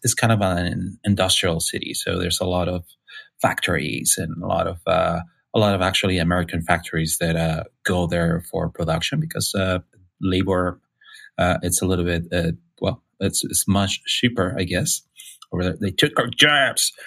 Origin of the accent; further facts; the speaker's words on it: Mexicali, Baja California, Mexico; English is a second language; moved away as an adult; now in San Francisco, United States; I was born in Mexico, and uh, in the north part of Mexico in Baja California, in a, a little town called um, Mexicali